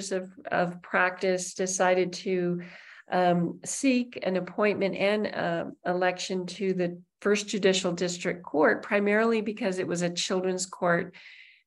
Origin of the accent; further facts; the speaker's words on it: New Mexico, United States; I'm born and raised in New Mexico